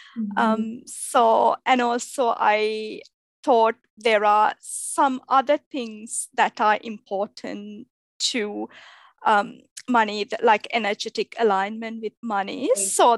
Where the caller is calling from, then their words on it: Melbourne, Victoria, Australia; So I'm recording this from Melbourne, Australia.